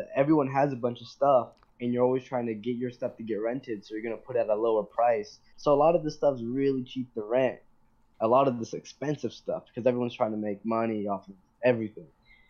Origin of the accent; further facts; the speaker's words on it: Atlanta, Georgia, United States; internet. Well, we're from Atlanta.